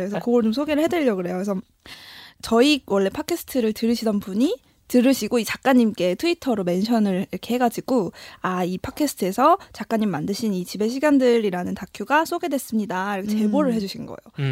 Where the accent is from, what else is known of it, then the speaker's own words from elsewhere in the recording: Seoul, South Korea; 저의 고향 음. 성산동과 그 오래된 아파트